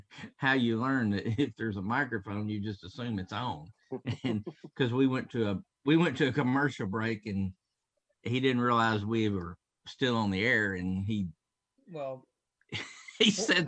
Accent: Paducah, Kentucky, United States; now in Memphis, United States; I'm from Paducah.

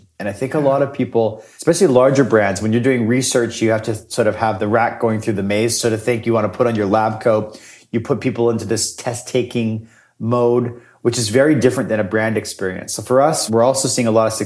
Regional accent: Winnipeg, Manitoba, Canada; I am from Winnipeg

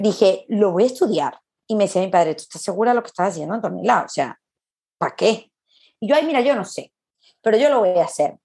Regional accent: Caracas, Capital District, Venezuela; accent: Venezuelan; now in Madrid, Spain; yo soy muy caraqueña también

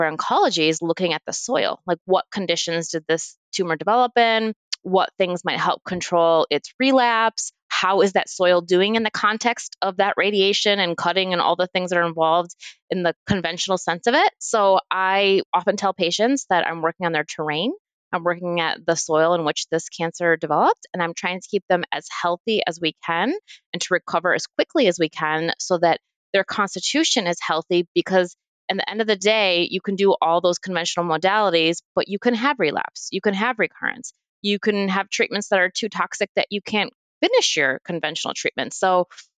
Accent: Midwest, United States; moved away; also born or lived in Perth, Australia; I grew up in the Midwest

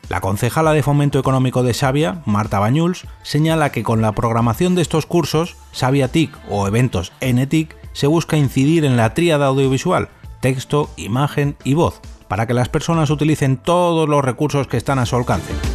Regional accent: Madrid, Community of Madrid, Spain; soy de Madrid

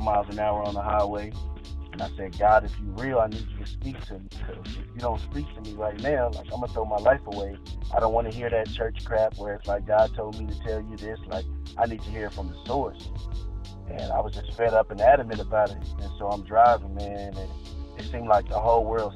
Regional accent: Victoria, Texas, United States; moved away; I grew up in Victoria, Texas. That's where I was born and raised for half of my life

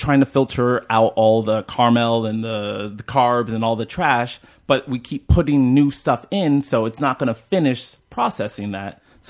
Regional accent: Bay Area, California, United States; also born or lived in Alabama / London / Nigeria; So I was born in Alabama. When I was two, I moved to London. And when I was four, I moved to Nigeria. And I was pretty much raised in the Bay Area.

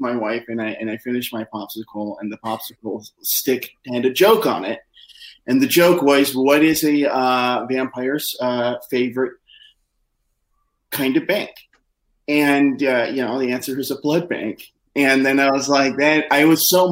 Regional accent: Midwest, United States; I'm from the Midwest

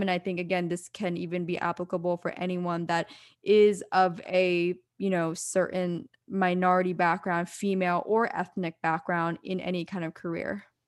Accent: East Coast, United States; now in California, United States; growing up on the East Coast

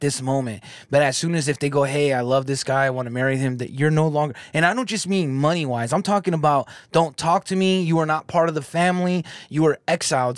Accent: California, United States; now in Michigan, United States; I'm from California, but I'm out here in Michigan

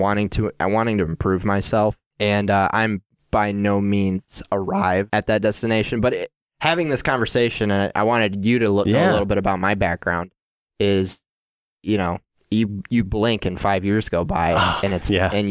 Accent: Gaylord, Michigan, United States; Chloe and I are both from Northern Michigan. I grew up in Gaylord.

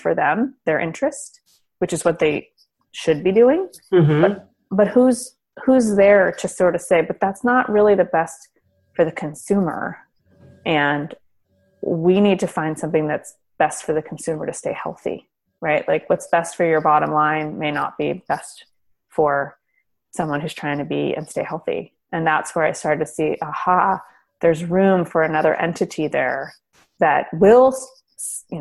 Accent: Berkeley, California, United States; I grew up in Berkeley

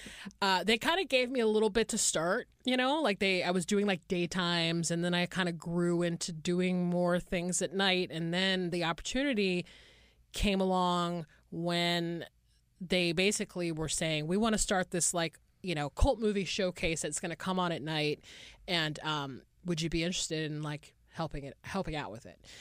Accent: Atlanta, Georgia, United States; I'm from Atlanta, Georgia

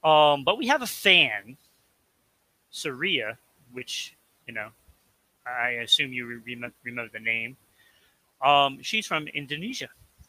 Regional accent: Somerset, Massachusetts, United States; he is from my hometown, Somerset.

